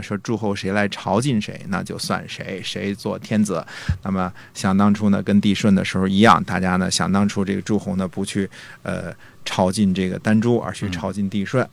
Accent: China; 我们中国人

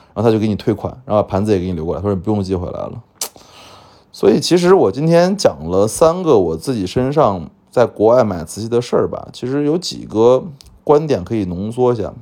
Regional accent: China; 我们中国人

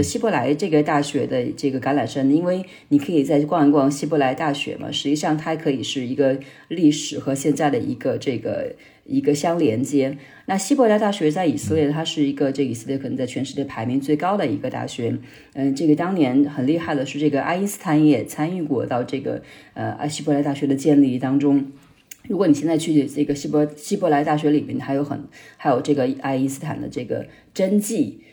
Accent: Hubei, China; moved away as an adult; also born or lived in Beijing; now in Israel; 我是嗯。湖北人，在，呃，在北京读书了六年的时间

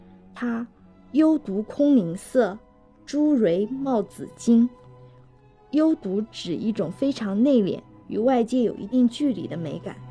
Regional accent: Jiangnan, China; 我想起初春时我们江南人爱吃的马兰头，确实在根茎相交处有一些紫色。

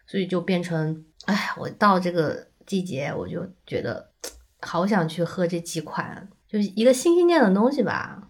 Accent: southern China, China; moved away; 我作为一个南方人

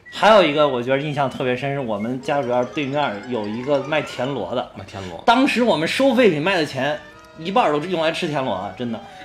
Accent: Henan, China; 你们北京人民是不是生活条件比我们河南人民

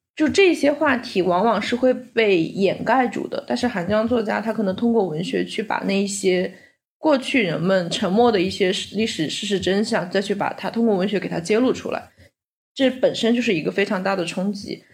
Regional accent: China; 我身在中国

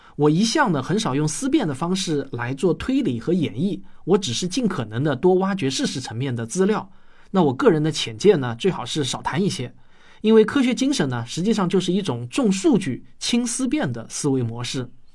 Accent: Shaoxing, Zhejiang, China; 我小时候在绍兴的赤水牌老家，最不美好的回忆就是四处林立的粪岗

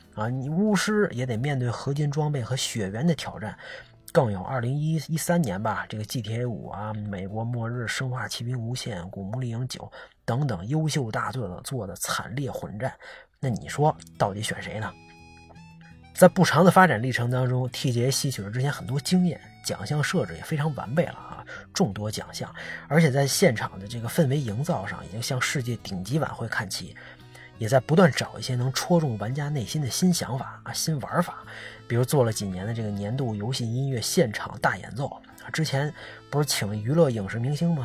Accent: China; 咱们作为中国人心情肯定也还是非常复杂啊

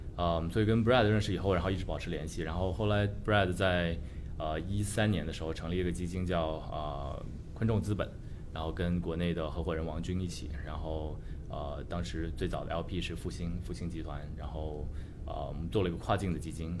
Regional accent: Shenzhen, Guangdong, China; moved away as an adult; now in San Francisco, United States; 本身中国人，我在深圳出生长大，然后算是一个深圳土著，可能这不是一个特别特别常见的一个背景吧，因为深圳毕竟是个移民城市嘛，但我还是有幸在八十年代初出生，在深圳，然后看着深圳发展起来

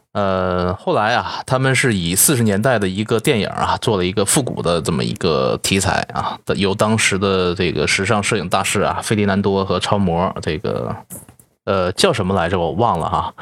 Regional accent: Northeast China, China; 作为东北人的我

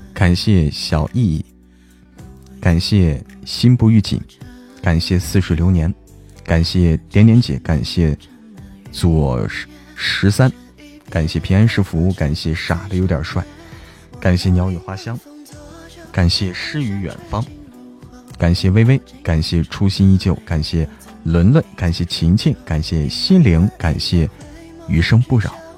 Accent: Hebei, China; also born or lived in Shaanxi; now in Chengdu, China; 我是河北的，河北的，河北那个什么的

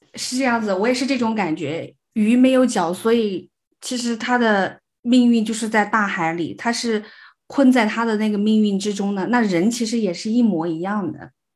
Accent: the South, southern China, China; 我们是南方人嘛，就嗯，从嗯。小都生活在比较热，比如说冬天还不见得会下雪

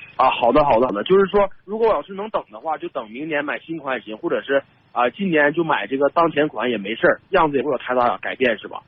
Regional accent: Heilongjiang, China; 我家是黑龙江的一个那种，呃，小城市，还不是省会城市

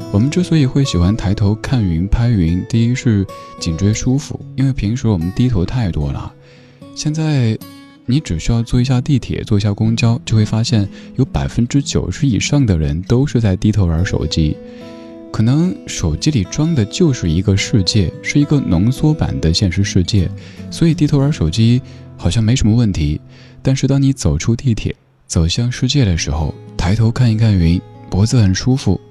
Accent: Chengdu, Sichuan, China; 在我家乡成都

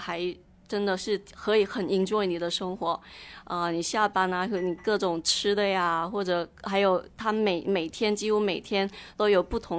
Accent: South China, China; now in Chicago, United States; 对我作为一个南方人，我实在是觉得我我受不了这个天气。

